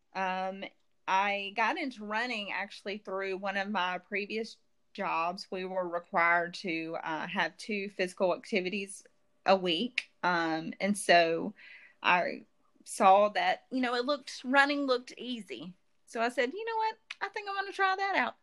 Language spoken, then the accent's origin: English; Jackson, Mississippi, United States; also born or lived in Florence, Mississippi; in Jackson, not not too far from here